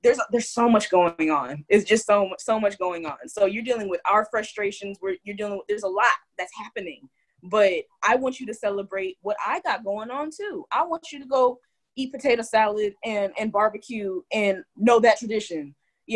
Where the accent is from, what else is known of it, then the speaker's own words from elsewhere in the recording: California, United States; Being a Californian